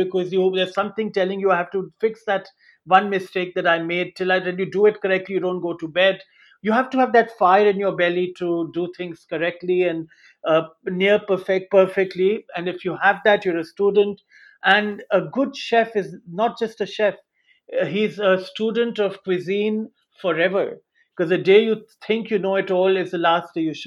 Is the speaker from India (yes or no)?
yes; India; moved away; growing up in India